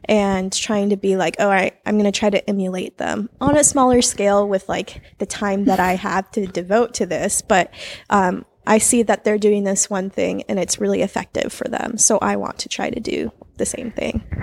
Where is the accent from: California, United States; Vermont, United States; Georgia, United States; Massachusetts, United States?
California, United States; San Jose; we are both born and raised in San Jose